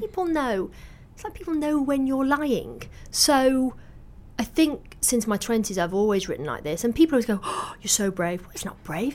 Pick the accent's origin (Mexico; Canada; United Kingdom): United Kingdom; Salford, North West England; I grew up in Salford